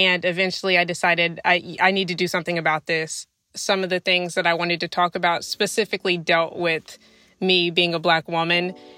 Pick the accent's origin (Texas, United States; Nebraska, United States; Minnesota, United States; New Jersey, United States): Texas, United States; I am 24 years old, and I am from Texas, a small town in Texas.